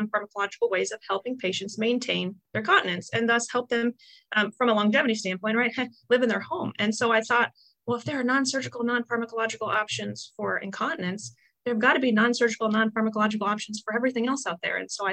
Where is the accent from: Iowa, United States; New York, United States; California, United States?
Iowa, United States; I'm from Iowa. I know you're Oklahoma, but I was raised in the Midwest